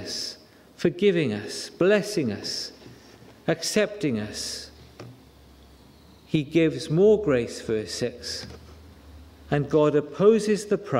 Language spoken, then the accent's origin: English; Wales, United Kingdom; It doesn't take much to make me cry, because I'm Welsh. We are an emotional nation.